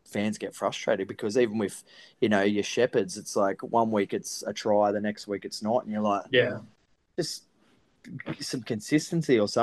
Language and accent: English; Gold Coast, Queensland, Australia; moved away as an adult; I got to move back to my hometown, and I'd built a house up here